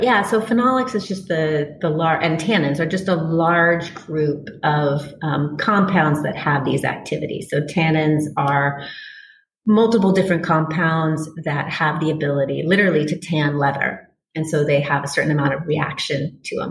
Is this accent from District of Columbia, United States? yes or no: yes; Washington, District of Columbia, United States; moved away; I grew up on the East Coast in Washington, D.C.